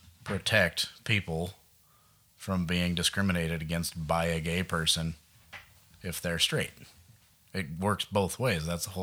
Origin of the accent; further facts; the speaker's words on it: Billings, Montana, United States; I'm from Billings, not Helena.